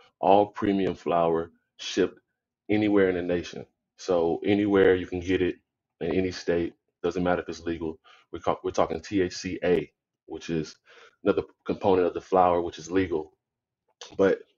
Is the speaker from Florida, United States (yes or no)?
yes; Florida, United States; I grew up in Florida